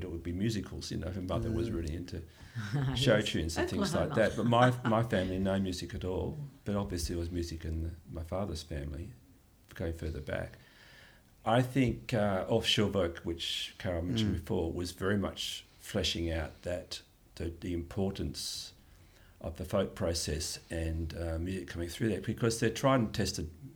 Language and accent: English; Australia; I'm an Australian